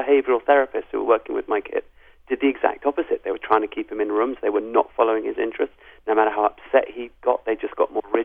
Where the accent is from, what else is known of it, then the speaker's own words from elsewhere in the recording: England, United Kingdom; also born or lived in South Africa / Zimbabwe; I'm a white African, even though I was born in England. All my family is from South Africa and Zimbabwe.